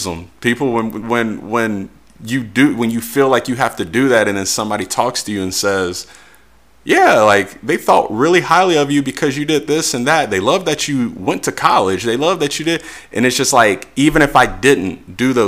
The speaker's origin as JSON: {"language": "English", "town": "Cincinnati", "region": "Ohio", "country": "United States", "said": "from Cincinnati, Ohio"}